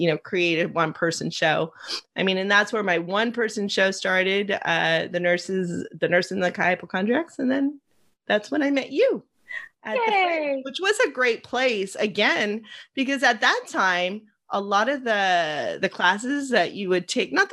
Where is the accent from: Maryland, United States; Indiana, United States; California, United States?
California, United States; Los Angeles; I grew up in Los Angeles. I grew up with my dad at the age of 4 taking me across the street to watch The Incredible Shrinking Woman being filmed in Eagle Rock.